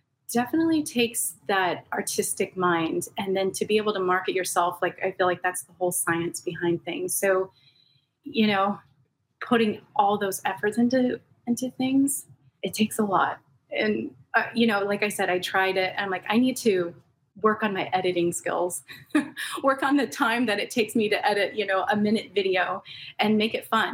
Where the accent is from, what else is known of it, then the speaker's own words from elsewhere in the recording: Los Angeles, California, United States; I grew up in Southern California, born and raised. I'm one of the rare native Angelenos, but in the San Gabriel Valley.